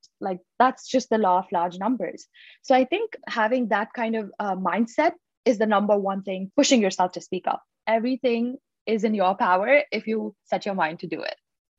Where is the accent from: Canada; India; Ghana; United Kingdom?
India; Mumbai, Maharashtra; moved away; I moved from Mumbai, India, a country with the second largest population and a city with the population of about 18.2 million.